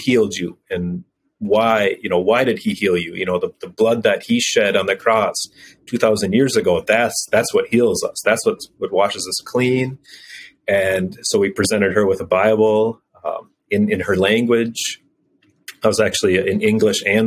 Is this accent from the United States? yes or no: yes; United States; moved away as an adult; I'm an American